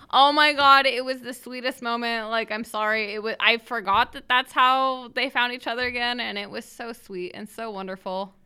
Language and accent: English; Idaho, United States; we like to stay in Idaho